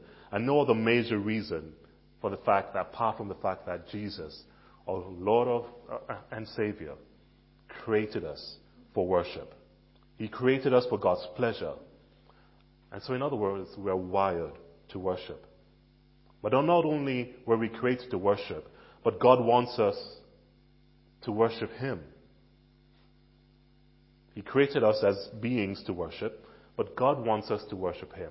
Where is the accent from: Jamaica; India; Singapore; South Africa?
Jamaica; now in Billericay, United Kingdom; Many of you know that I am Jamaican. I grew up in Jamaica